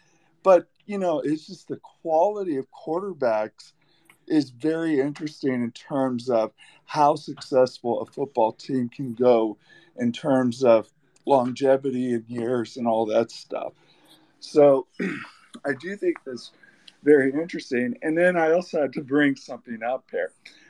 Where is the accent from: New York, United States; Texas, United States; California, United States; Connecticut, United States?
California, United States; Los Angeles; I'm from Los Angeles